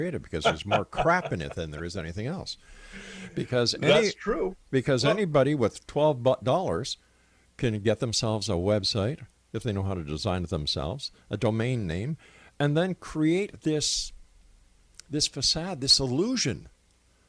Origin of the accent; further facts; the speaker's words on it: Canada; I'm a Canadian.